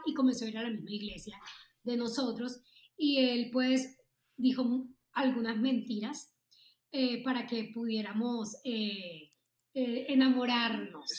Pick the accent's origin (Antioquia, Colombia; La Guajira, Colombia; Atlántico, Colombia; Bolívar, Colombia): Atlántico, Colombia; Barranquilla; moved away as an adult; also born or lived in Bogotá; yo soy de Barranquilla y acaba de llegar a, de Bogotá, a Bogotá a vivir